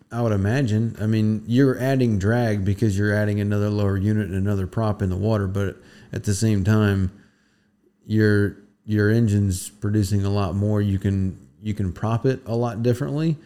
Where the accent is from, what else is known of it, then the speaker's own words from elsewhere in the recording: Florida Keys, United States; moved away; we come from the Keys, so it is a little bit different down there